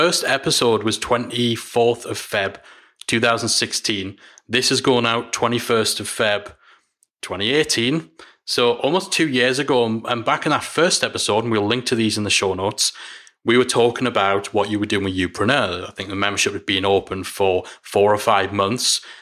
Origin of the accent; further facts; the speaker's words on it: Newcastle upon Tyne, North East England, United Kingdom; I'm from Newcastle